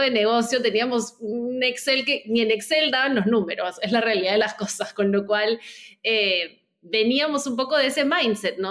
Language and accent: Spanish; Peru; moved away as an adult; also born or lived in New York; now in Lima, Peru; soy de Perú, pero viví, viví varios años fuera, iba como por mi, noveno año fuera de Perú y quería regresar